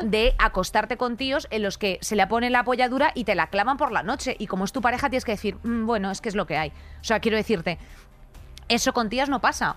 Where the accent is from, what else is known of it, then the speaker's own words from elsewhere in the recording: Spain; Como mujer, como española, como madre, como hermana